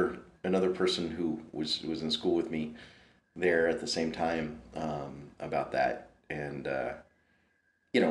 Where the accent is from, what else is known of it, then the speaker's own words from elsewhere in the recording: Prince William County, Virginia, United States; I grew up in Prince William County, Virginia, just south of the city